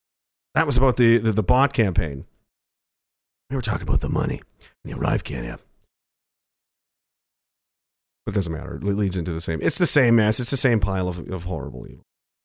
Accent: Dayton, Ohio, United States; I'm from the University of Dayton, Ohio, and I'm not even in Canada.

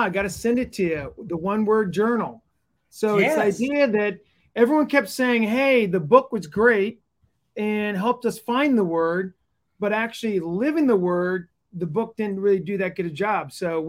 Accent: East Coast, United States; moved away as an adult; now in Kansas City, United States; I grew up on the East Coast, but been here for the last 20 years.

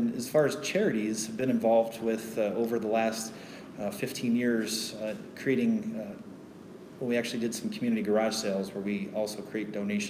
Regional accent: Colorado Springs, Colorado, United States; I was born right here in Colorado Springs. I'm one of the rare few natives here around.

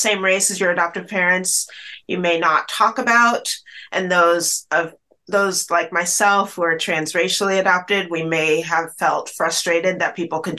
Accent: Bellingham, Washington, United States; also born or lived in Chattanooga, Tennessee; adopted across the country to Washington State, where I grew up in this beautiful, idyllic small town of Bellingham, Washington

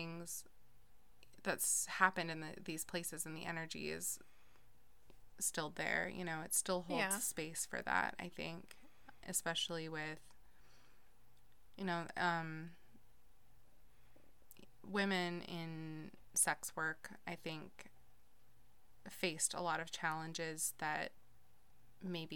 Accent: Portland, Oregon, United States; I'm from the Portland area

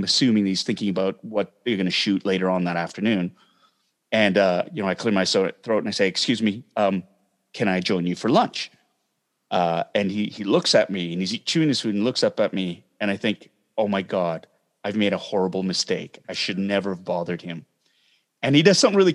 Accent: Toronto, Ontario, Canada; my heritage is Korean, but I'm from Toronto. I'm Canadian.

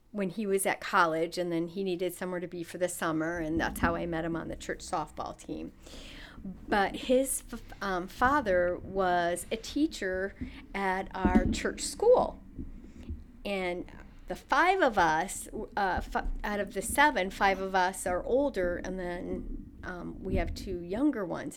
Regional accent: St. Paul, Minnesota, United States; I grew up on the east side of St. Paul, Minnesota.

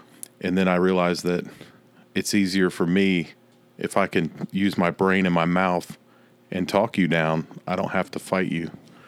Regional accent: Fredericksburg, Virginia, United States; now in Clemson, United States; Fredericksburg, Virginia.

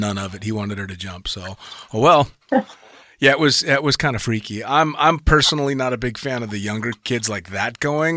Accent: United States; an American tandem instructor

